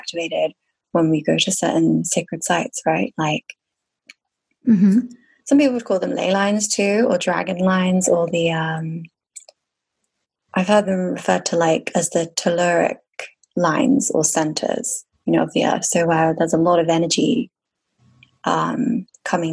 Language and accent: English; near Avebury, Wiltshire, South West England, United Kingdom; also born or lived in Bath; I was born in Bath, so Bath's just like the nearest city to Glastonbury, but then I grew up near Avebury, so just like in a village called Cheryl.